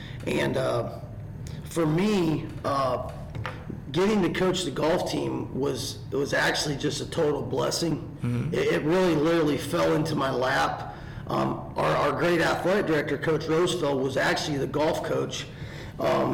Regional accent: Northern Indiana, United States; now in South Carolina, United States; I'm from Northern Indiana

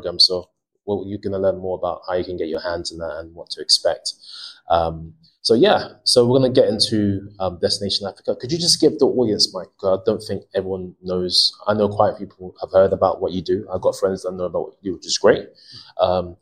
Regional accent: United Kingdom; I'm British Ghanaian

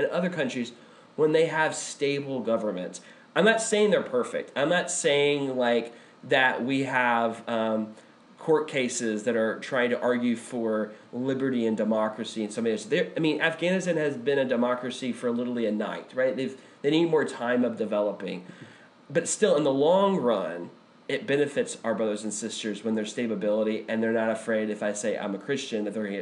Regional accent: United States

